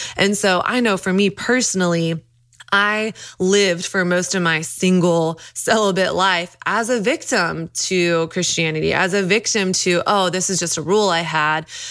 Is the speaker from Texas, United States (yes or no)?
yes; Dallas, Texas, United States; I grew up in Dallas, Texas